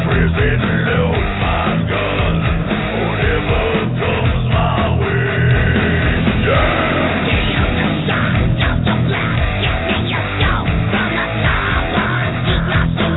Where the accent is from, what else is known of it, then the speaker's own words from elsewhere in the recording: New Jersey, United States; moved away; also born or lived in California; I was born in Jersey, but I lived in California for 30 years.